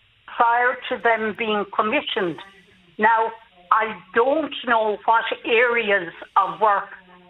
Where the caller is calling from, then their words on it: Munster, Ireland; I'm from the Diocese of Killaloe, and I know that there are a number of ministers, both lay and female, that are commissioned to work within the diocese.